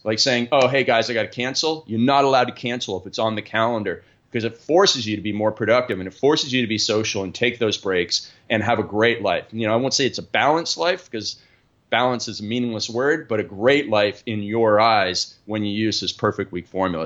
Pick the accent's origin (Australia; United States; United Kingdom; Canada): Canada; I grew up in Canada where we play a lot of ice hockey